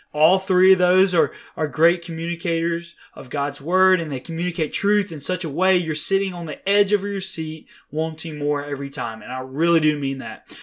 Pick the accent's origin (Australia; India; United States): United States; Mississippi; moved away as an adult; now in Dallas, United States; I was born and raised in Mississippi